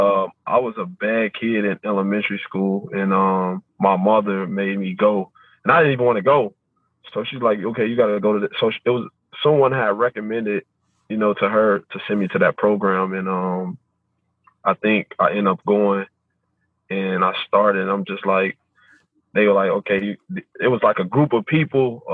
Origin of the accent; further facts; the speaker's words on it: Chicago, Illinois, United States; I was born and raised in Cabrini Green, a single mom who raised three boys